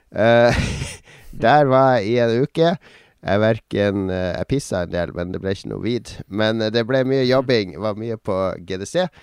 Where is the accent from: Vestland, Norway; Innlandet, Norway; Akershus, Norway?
Vestland, Norway; Bergen; Jeg er ikke fra Norge, jeg er fra Noen av oss er fra Bergen.